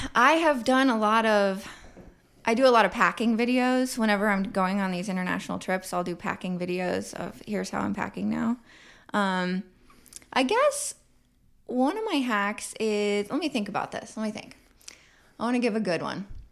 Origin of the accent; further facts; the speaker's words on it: Kansas City, Missouri, United States; Kansas City in the autumn time is my love song to my hometown.